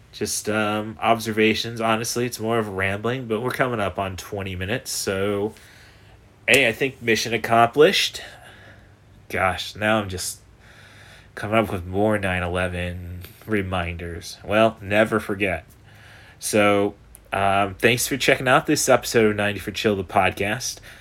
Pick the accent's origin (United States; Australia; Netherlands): United States; Morton, Illinois; everyone I know went to a Big Ten university ended up getting the hell out of Morton, so that tells you about my hometown